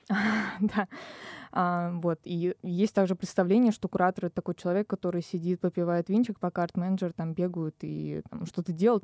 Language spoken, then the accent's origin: Russian; Kazan, Tatarstan, Russia; moved away as an adult; now in Moscow, Russia; я из Казани